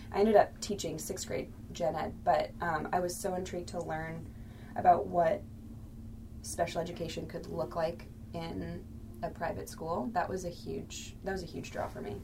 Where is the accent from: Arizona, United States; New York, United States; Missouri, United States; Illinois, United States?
Missouri, United States; St. Louis; I grew up in St. Louis and attended a public school, Brentwood